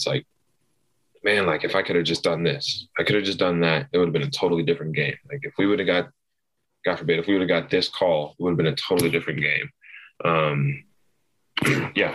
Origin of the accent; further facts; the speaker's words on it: Farragut, Tennessee, United States; also born or lived in Texas; I was practically raised all in Knoxville. Grew up in Farragut like my whole life